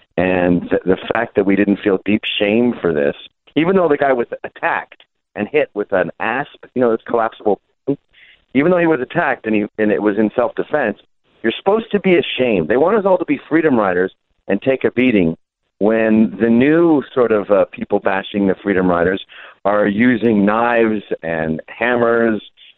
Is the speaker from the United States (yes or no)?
no; England, United Kingdom; born there; I was born in England. I only lived there temporarily.